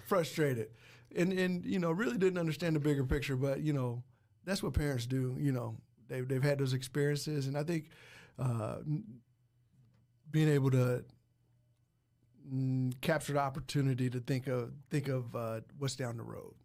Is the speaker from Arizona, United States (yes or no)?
no; Muncie, Indiana, United States; I'm from Muncie, Indiana